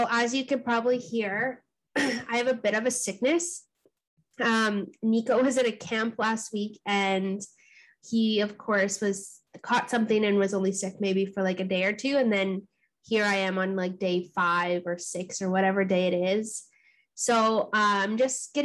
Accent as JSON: {"language": "English", "town": "Thunder Bay", "region": "Ontario", "country": "Canada", "tie": "born or raised there", "also_born_or_lived": "Gull Bay First Nation", "moved": "yes", "lives_now": "Hamilton, Canada", "said": "I was born and raised in Thunder Bay"}